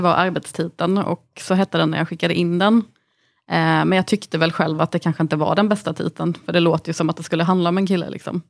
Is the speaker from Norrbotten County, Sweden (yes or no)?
no; Anderstorp, Jönköping County, Sweden; Jag växte upp i Anderstorp, ett litet samhälle som eh, ligger 10 mil från Halmstad, ligger i Småland